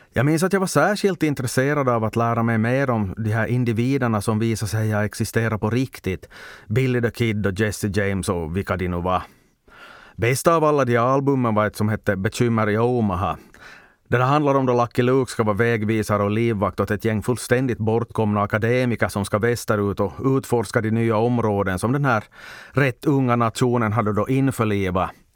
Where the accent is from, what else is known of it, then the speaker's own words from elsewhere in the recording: Ostrobothnia, Finland; jag som svensk österbottning